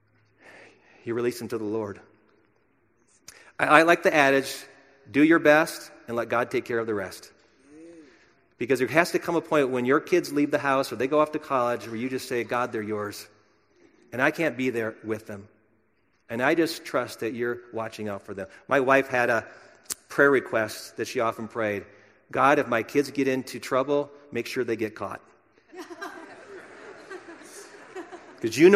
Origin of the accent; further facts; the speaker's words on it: Wisconsin, United States; my home state of Wisconsin